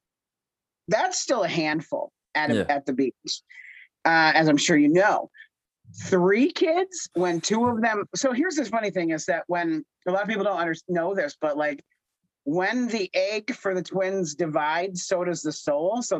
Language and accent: English; near Scranton, Pennsylvania, United States; I'm from near Scranton